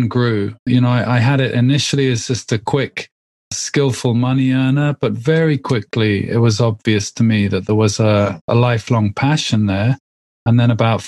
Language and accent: English; England, United Kingdom; I live in the UK. I'm English, obviously.